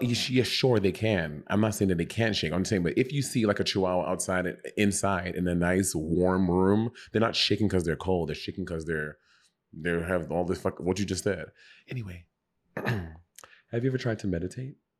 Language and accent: English; St. Lucia; also born or lived in New York; now in Los Angeles, United States; When I grew up with dogs in St. Lucia